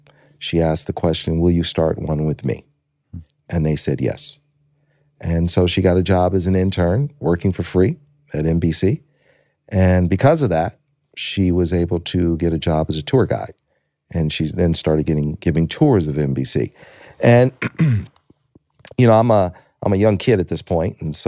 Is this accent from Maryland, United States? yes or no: no; Detroit, Michigan, United States; You know, I was a kid from Detroit, Michigan, and born there in 61.